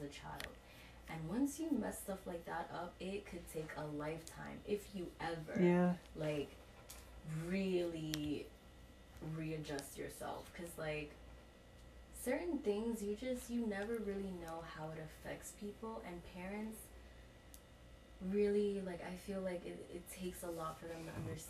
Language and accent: English; New York City, New York, United States; I grew up in the South Bronx